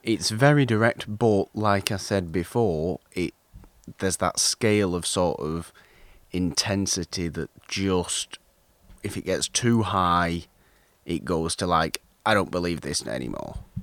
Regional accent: United Kingdom; I'm British

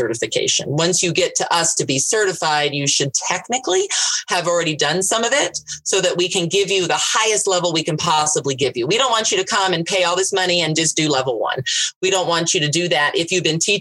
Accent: Southern California, United States; now in Colorado, United States; I grew up in Southern California. So there was absolutely no ranches near me

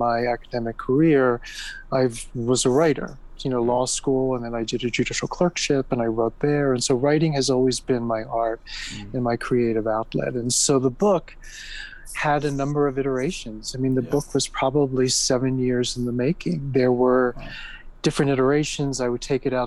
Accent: United States; growing up in America, I'm American, and as you can tell by my accent

